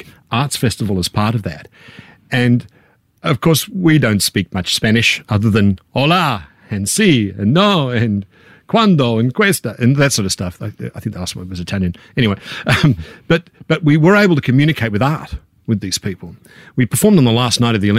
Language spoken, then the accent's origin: English; Canberra, Australian Capital Territory, Australia; we were middle class kids from Canberra